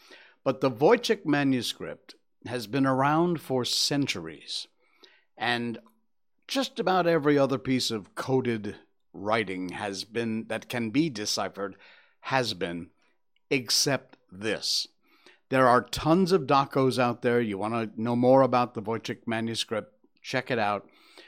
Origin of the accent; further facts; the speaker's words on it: Connecticut, United States; moved away as an adult; I came from Connecticut in the U.S.